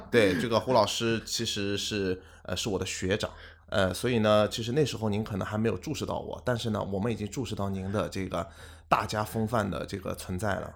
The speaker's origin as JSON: {"language": "Chinese", "region": "Shanghai", "country": "China", "tie": "born or raised there", "also_born_or_lived": "Singapore", "moved": "as an adult", "said": "我很幸运自己嗯。是出生在上海嗯哼。，并且呢，也有这个在新加坡工作的经历"}